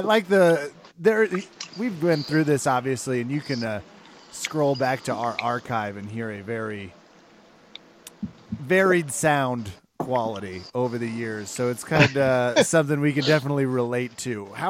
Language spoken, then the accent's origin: English; Kansas, United States; I was raised in Kansas. I'm a part of the Midwest education.